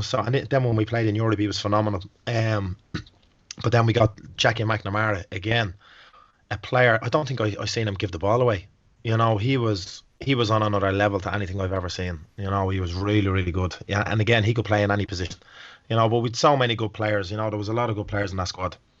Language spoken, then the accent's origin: English; Dublin, Leinster, Ireland; moved away; I'm actually from Dublin